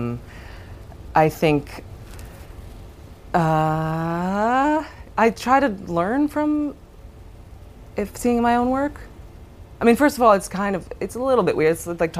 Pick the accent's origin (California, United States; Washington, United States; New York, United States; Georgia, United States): New York, United States; my hometown